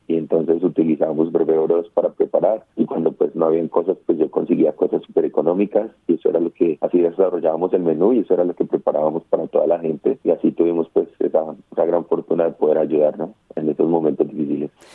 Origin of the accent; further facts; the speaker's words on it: Colombia; moved away as an adult; now in Australia; mi familia es lo que hace en Colombia, ¿no? Ellos eh, hacen asados, hacen lechonas, hacen comida colombiana tradicional